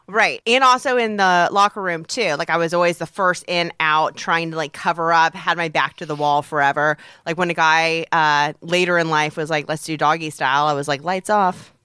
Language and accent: English; Peoria, Illinois, United States; moved away; growing up in Peoria